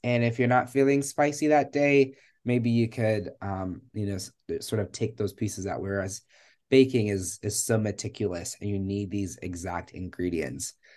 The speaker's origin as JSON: {"language": "English", "town": "Richmond", "region": "Virginia", "country": "United States", "tie": "born or raised there", "also_born_or_lived": "Kenya", "said": "I was born in Kenya. And I came to the United States when I was eight years old. Um, and I have lived in Richmond, Virginia most of my life"}